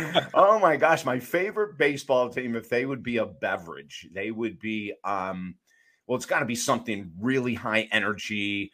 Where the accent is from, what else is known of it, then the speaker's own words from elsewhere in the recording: Syracuse, New York, United States; also born or lived in Utica; We grew up in Syracuse and Utica, New York, which is central New York.